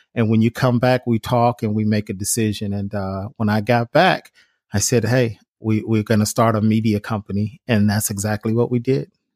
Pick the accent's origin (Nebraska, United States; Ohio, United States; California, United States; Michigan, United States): Ohio, United States; Cleveland; growing up in Cleveland, Ohio